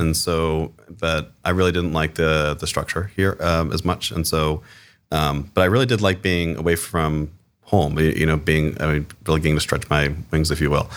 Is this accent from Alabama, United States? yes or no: no; Cincinnati, Ohio, United States; now in Columbus, United States; I was born and raised in Cincinnati, Ohio, so one of the other Cs. Um, I grew up on the West Side